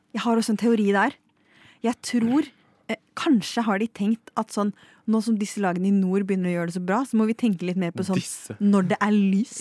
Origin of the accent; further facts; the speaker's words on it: Lillehammer, Innlandet, Norway; til min hjemby, Lillehammer